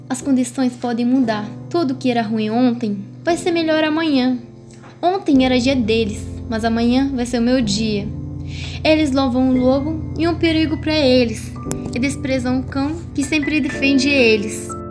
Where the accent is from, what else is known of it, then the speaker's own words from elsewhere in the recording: Morocco; moved away; tenho 16 anos, eu sou do Marrocos